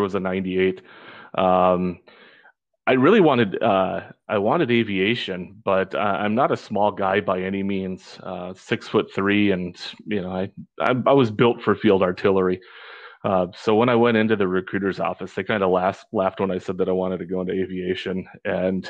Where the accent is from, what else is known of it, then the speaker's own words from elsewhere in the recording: northern Wisconsin, United States; also born or lived in Nogales, Arizona; now in Orange County, California, United States; I was born and raised up in northern Wisconsin